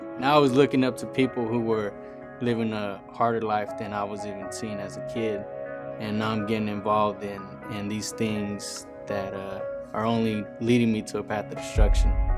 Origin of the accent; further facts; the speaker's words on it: San Jose, California, United States; I'm from Eastside San Jose. I grew up in a broken home